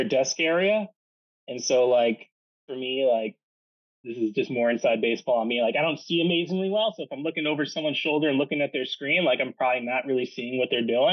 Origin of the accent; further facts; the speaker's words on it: New York City, New York, United States; I'm from Manhattan